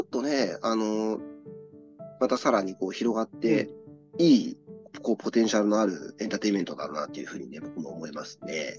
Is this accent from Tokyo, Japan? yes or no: no; Misato, Saitama, Japan; 僕はあの三郷市っていうところの出身なんですけど